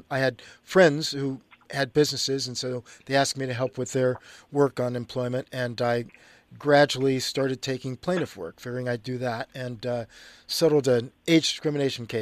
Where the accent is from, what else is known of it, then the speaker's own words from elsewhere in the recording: Los Angeles, California, United States; I'm from Los Angeles, born, raised.